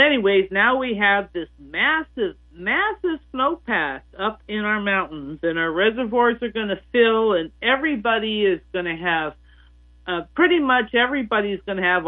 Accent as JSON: {"language": "English", "town": "Reno", "region": "Nevada", "country": "United States", "tie": "born or raised there", "also_born_or_lived": "Southern California", "moved": "yes", "said": "I grew up in Reno, which is on the eastern side of the Sierra Nevada"}